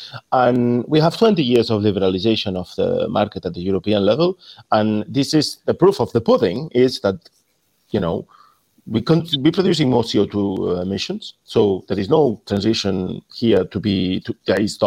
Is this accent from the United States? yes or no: no; Spain; English is a second language; moved away; In Spain, where I'm from, you can gather by my accent